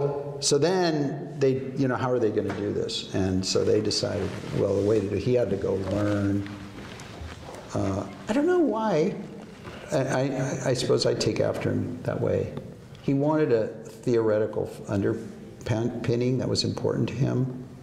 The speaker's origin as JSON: {"language": "English", "town": "Newport Beach", "region": "California", "country": "United States", "tie": "born there", "said": "So they're in Laguna Beach, that's where I was born. Well, I was born in Newport Beach, but they lived in Laguna Beach."}